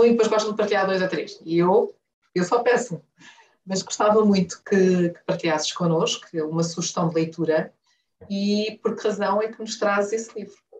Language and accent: Portuguese; Huambo, Angola; now in Luanda, Angola; Nasci no Ambo e vivi